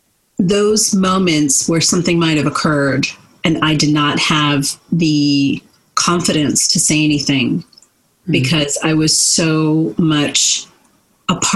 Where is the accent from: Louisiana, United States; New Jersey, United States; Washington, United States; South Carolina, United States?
New Jersey, United States; I was born and raised in New Jersey